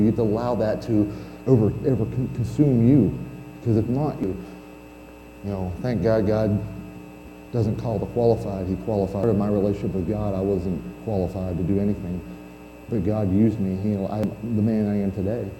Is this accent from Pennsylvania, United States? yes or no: yes; Pennsylvania, United States; moved away; I'm originally from Pennsylvania